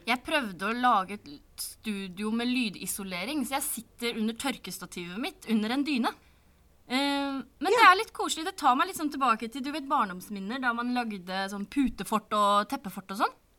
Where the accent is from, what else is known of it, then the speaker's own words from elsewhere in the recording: Sande, Vestfold, Norway; jeg kommer fra Sande i Vestfold, som ikke eksisterer lenger. Nå heter det Holmestrand i Vestfold og Telemark